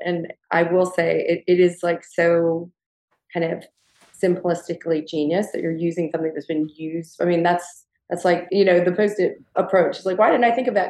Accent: the South, United States; Gigi and I both growing up in the South

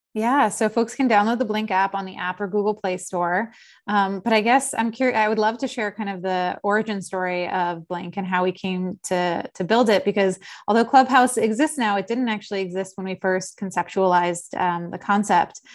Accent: Philadelphia, Pennsylvania, United States; also born or lived in South Jersey / Los Angeles; now in New York City, United States; I am from Philadelphia originally, uh, spent some time living in South Jersey and then went to school, uh, both undergrad and law school in New York City

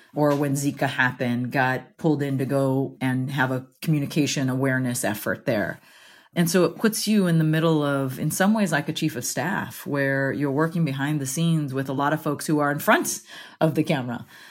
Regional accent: Central Valley, California, United States; moved away as an adult; I grew up

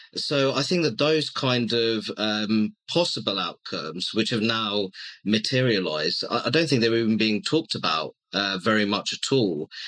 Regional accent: Luton, East of England, United Kingdom; also born or lived in Hammersmith, London; I was born in Hammersmith in West London, my family home is in Luton, and I'm predominantly a Bangladeshi origin.

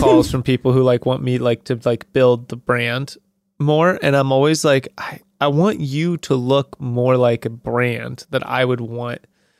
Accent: Southern California, United States; Because I'm from SoCal.

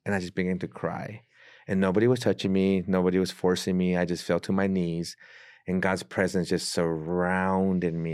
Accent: San Diego, California, United States; moved away as an adult; now in Mexico City, Mexico; I'm originally born and raised in San Diego

